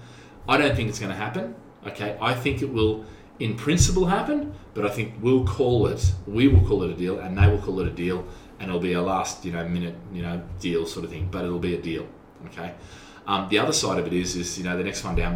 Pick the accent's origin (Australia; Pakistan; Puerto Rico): Australia; now in Singapore; I'm an Aussie